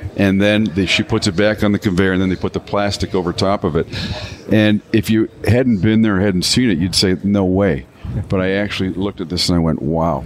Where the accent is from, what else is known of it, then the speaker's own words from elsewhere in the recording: Canada; now in Michigan, United States; I'm a Canadian by birth